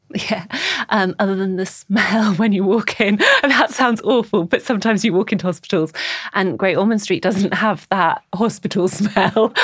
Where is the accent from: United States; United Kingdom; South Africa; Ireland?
United Kingdom; Birkenhead, North West England; moved away as an adult; also born or lived in Nottingham / Scotland; now in London, United Kingdom; I am originally from Birkenhead on the Wirral, uh, s, get the ferry across the Mersey and you'll find my home there